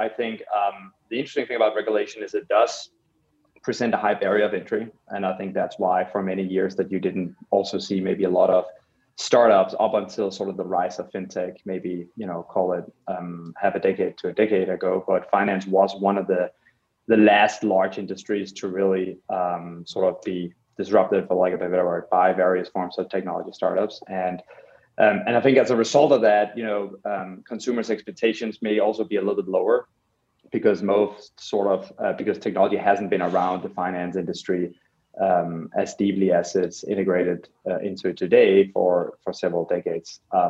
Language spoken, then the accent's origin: English; Copenhagen, Capital Region of Denmark, Denmark; So personally, I grew up in Copenhagen in Denmark, and took a very early interest in design